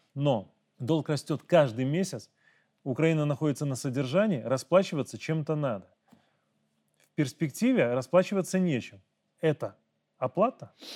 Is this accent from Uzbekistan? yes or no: no; Belarus; мы, белорусы